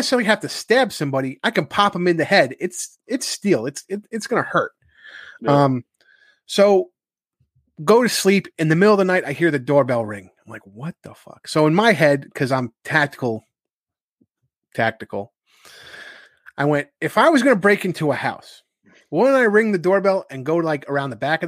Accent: New Rochelle, New York, United States; moved away as an adult; now in Carmel, United States; I'm from New Rochelle and New Rochelle's a rather big city. And so I'm used to close neighbors and a lot of people.

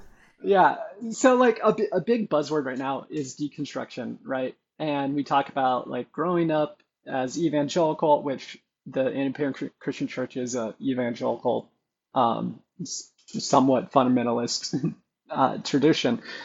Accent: Brookings, Oregon, United States; moved away; also born or lived in Klamath Falls, Oregon; I was born in Klamath Falls, Oregon, but we moved to Brookings when about when I was a year old. So 17 years of my upbringing was the same church

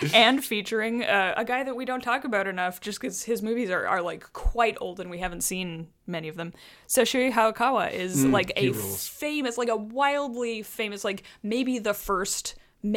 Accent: Canada; I'm our Canadian friend.

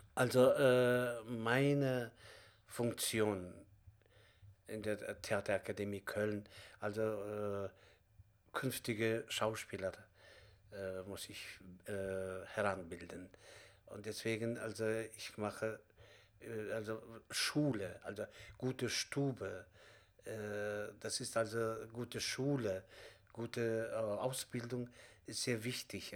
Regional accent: Kazakhstan; German is a second language; moved away as an adult; now in Germany; ich komme selbst auch aus Kasachstan

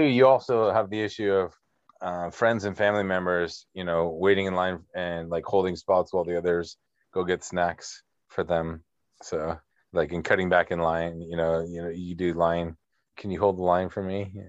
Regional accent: Sunnyvale, California, United States; In Sunnyvale, in my hometown

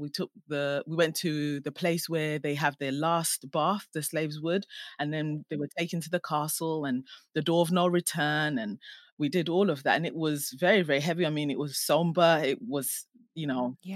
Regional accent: Ghana; now in England; I'm Ghanaian, and um, I was born in Ghana

